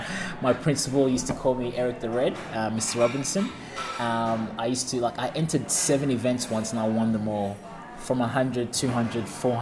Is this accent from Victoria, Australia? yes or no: yes; Ringwood, Victoria, Australia; also born or lived in New Zealand; And growing up in Ringwood, I was the only coloured guy at school.